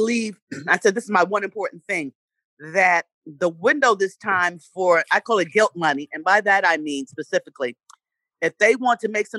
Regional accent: New York City, New York, United States; also born or lived in Winston-Salem, North Carolina; Yes, I'm from Winston-Salem, North Carolina. North Carolina? Yes, but I was raised in Harlem, in New York.

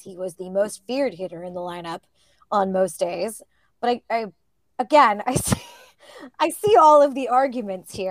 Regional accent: Northern California, United States; growing up in Northern California

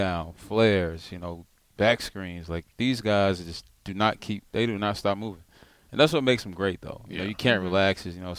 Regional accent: Kelford, North Carolina, United States; moved away; I'm from Kelford, North Carolina. It's northeast.

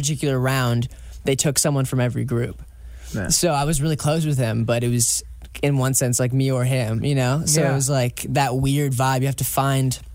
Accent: Shorewood, Wisconsin, United States; I'm 15, and I'm from Shorewood, Wisconsin

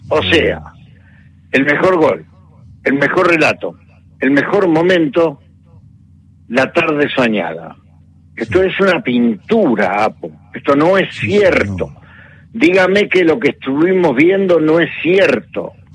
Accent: Buenos Aires, Argentina; also born or lived in Montevideo, Uruguay; soy un porteño nacido en Montevideo

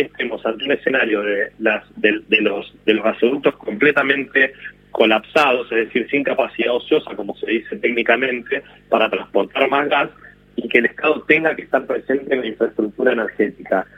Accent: Argentina; como argentino

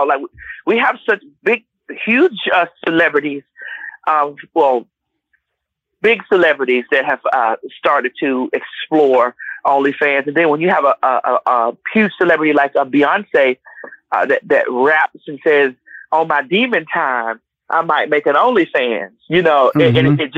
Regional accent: Miami, Florida, United States; now in Conyers, United States

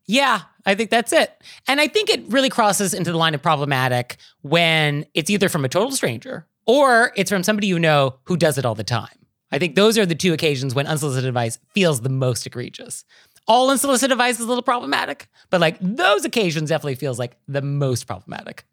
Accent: California, United States; as a Californian

